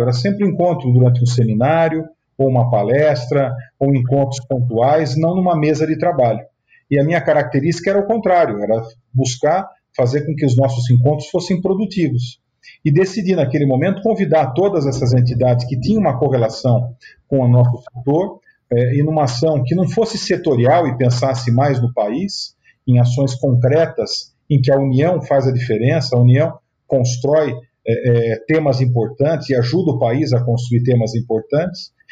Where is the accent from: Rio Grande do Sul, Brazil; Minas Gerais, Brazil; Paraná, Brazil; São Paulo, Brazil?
São Paulo, Brazil; Sorocaba; eu sou de Sorocaba, interior de São Paulo